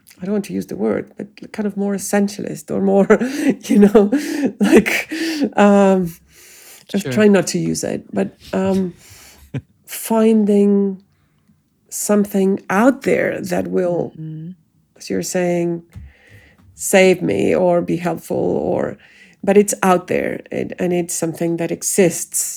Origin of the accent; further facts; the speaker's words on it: Chile; first language Spanish; English is a second language; also born or lived in South Africa; my home country